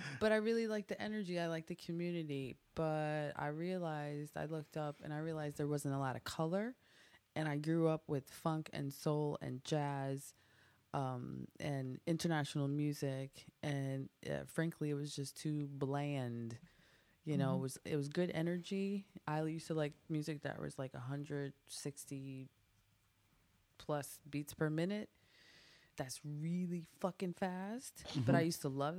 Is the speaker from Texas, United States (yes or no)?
no; Evanston, Illinois, United States; also born or lived in Hyde Park, Chicago; So I'm from Chicago. I was born in Hyde Park and raised in Evanston